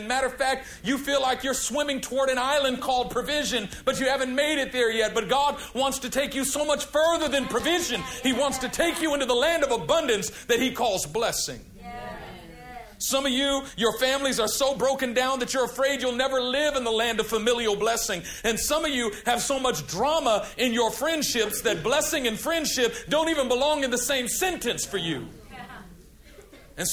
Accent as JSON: {"language": "English", "region": "California", "country": "United States", "said": "I'm from California"}